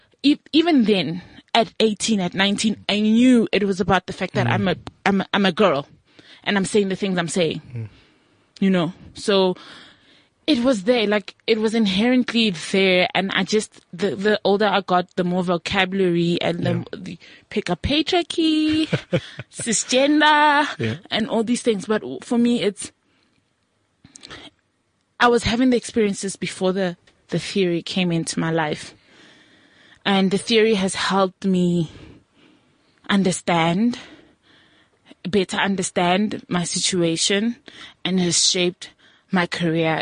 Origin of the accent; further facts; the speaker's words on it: Mmorogong, North West, South Africa; now in Johannesburg, South Africa; I'm from like a village and like a rural area.